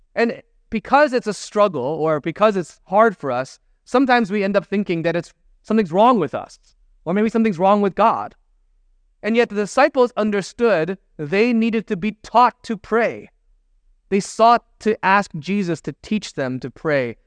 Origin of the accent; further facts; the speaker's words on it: Michigan, United States; moved away as an adult; also born or lived in Chicago; now in San Francisco, United States; I'm, I'm from Michigan. That's where I grew up.